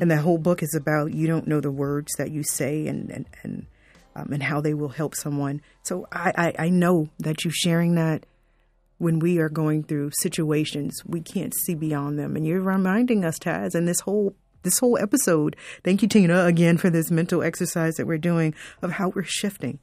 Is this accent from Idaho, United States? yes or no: no; South Florida, United States; I grew up in South Florida